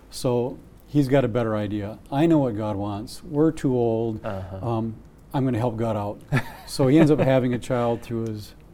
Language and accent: English; Wisconsin, United States; I'm from Wisconsin.